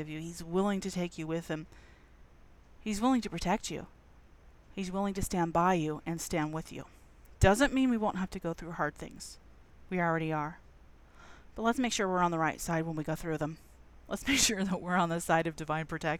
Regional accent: United States; Being American

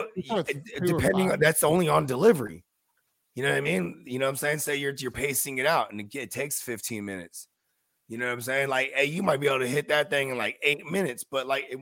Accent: San Francisco Bay Area, California, United States; I'm from the Bay Area.

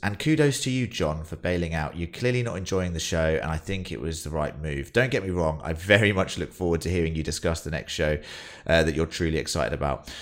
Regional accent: United Kingdom; as British people

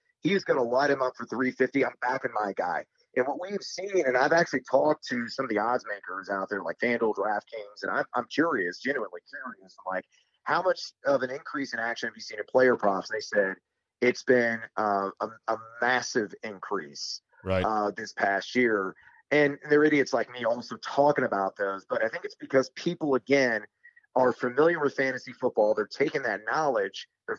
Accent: Champaign, Illinois, United States; I went to the University of Illinois. I'm from Champaign, Illinois.

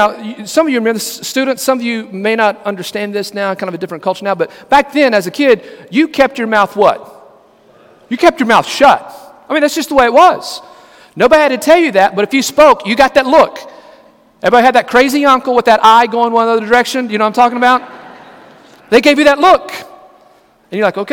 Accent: Lamesa, Texas, United States; now in Brunswick, United States; growing up out in West Texas

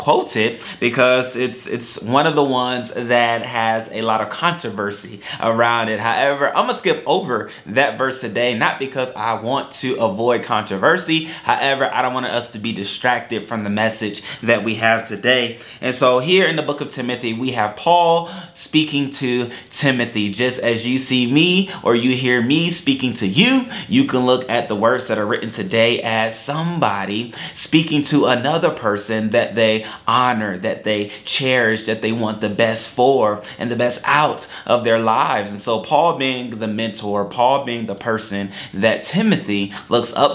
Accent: United States; as an American

